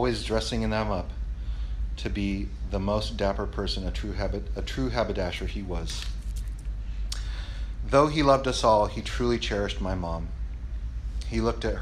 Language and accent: English; Long Beach, California, United States; growing up in Belmont Shore in the early 80s and into the 90s